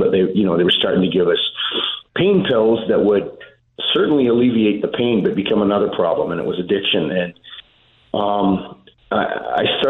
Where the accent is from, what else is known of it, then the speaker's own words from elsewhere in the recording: Saskatoon, Saskatchewan, Canada; moved away; We grew up in Saskatoon